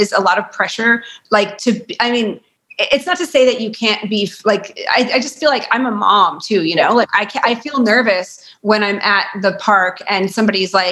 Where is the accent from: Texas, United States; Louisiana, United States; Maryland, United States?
Texas, United States; Lubbock; also born or lived in Turkey, Texas; I was born in Lubbock.